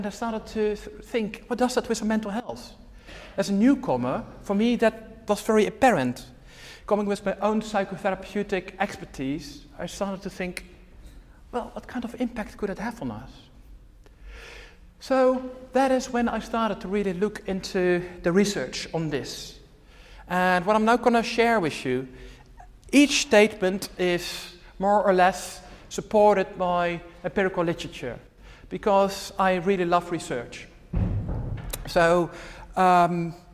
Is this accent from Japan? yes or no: no; Netherlands; moved away as an adult; now in United Kingdom; I'm originally from the Netherlands. The Netherlands, the place where I'm from, is only 150 miles from here. So I think many big cities in the UK are even further away than my hometown